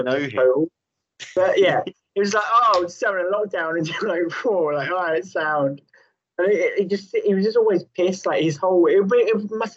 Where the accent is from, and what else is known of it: United Kingdom